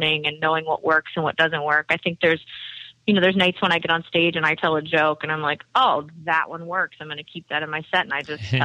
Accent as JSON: {"language": "English", "town": "New Orleans", "region": "Louisiana", "country": "United States", "tie": "born or raised there", "moved": "yes", "lives_now": "Nashville, United States", "said": "I grew up in New Orleans"}